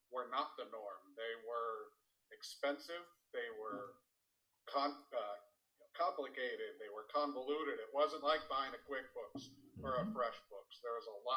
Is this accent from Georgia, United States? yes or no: no; Southern California, United States; I was growing up in Southern California